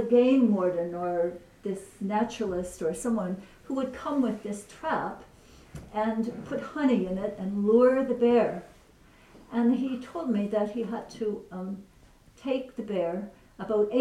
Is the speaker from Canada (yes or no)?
yes; British Columbia, Canada; that's where I'm from British Columbia